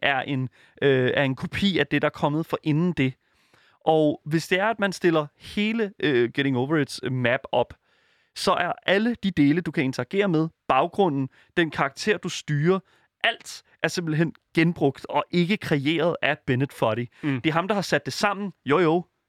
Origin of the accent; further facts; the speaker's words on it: Denmark; som dansker